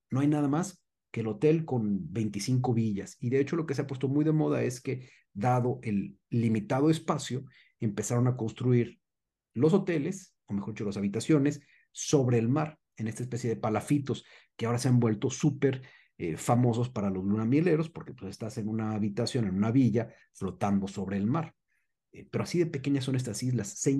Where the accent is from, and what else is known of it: Mexico